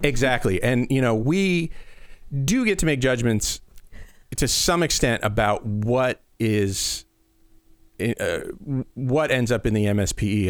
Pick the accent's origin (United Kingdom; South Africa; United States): United States; Midwestern, Iowa; we're Midwestern nice and in in in Iowa